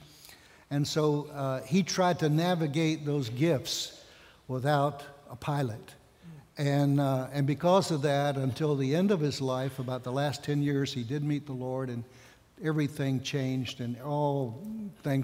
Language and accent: English; Outer Banks, North Carolina, United States; moved away as an adult; also born or lived in Spain; I'm from North Carolina, from the Outer Banks is my home. And grew up like so many of you